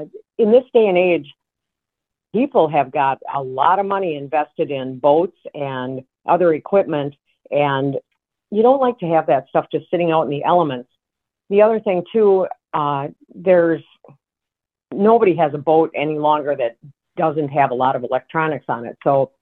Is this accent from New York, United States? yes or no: no; Wisconsin, United States; now in North Dakota, United States; We're actually originally from Wisconsin, and we started coming out to North Dakota many years ago for the great hunting opportunities.